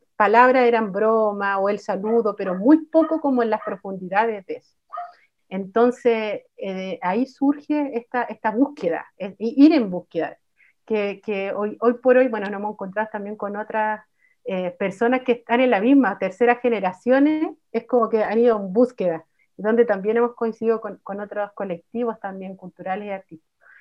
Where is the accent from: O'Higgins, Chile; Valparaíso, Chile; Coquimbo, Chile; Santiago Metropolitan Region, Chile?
Santiago Metropolitan Region, Chile; Santiago; Yo soy mapuche, mujer mapuche tercera generación, nacida acá en Santiago